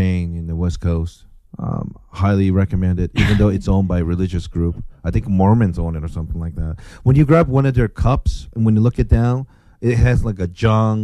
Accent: Kansai, Japan; now in United States; I'm from the Kansai region

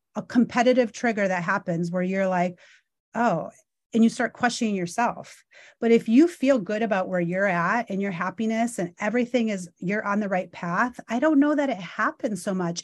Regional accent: Illinois, United States; also born or lived in Chicago; now in Los Angeles, United States; I'm going back to my hometown. I haven't been back to Illinois, you guys, for probably since two thousand sixteen.

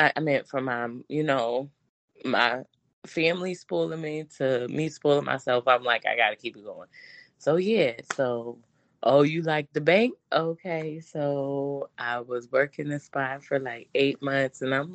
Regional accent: Virginia, United States; now in California, United States; So, you know, I was living in California. I'm originally from Virginia.

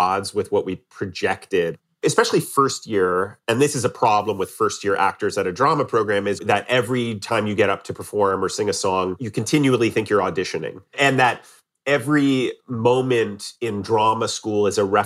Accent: Columbus, Ohio, United States; moved away as an adult; also born or lived in New York; I grew up in Columbus, Ohio.

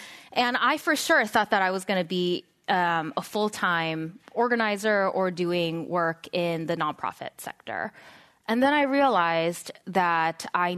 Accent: San Diego, California, United States; I grew up in San Diego, a very conservative part of San Diego.

